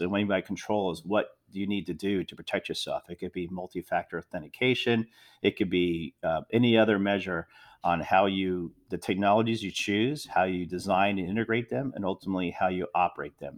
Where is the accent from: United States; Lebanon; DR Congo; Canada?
United States; Philadelphia, Pennsylvania; growing up in Philadelphia area